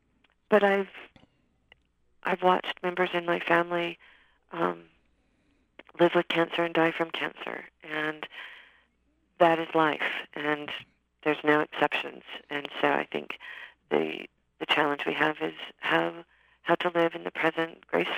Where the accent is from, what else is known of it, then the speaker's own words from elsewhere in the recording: Riverside, California, United States; born there; Yes, I was born in Riverside, California, and my father was in the service in the Air Force, and my mother would take me to the beach almost every day